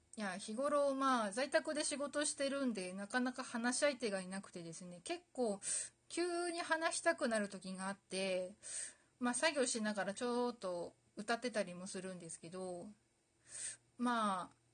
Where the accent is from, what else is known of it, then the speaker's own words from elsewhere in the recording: Aomori, Japan; 私実は、あの、青森県出身なんですけど